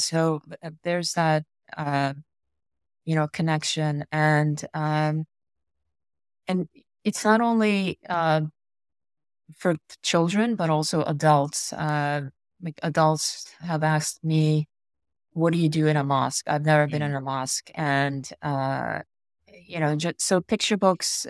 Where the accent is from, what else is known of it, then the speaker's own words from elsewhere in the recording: United States; I grew up here in America